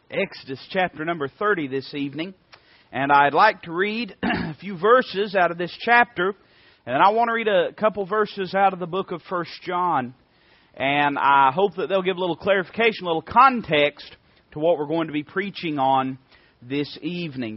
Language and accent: English; Knoxville, Tennessee, United States; we're from Knoxville.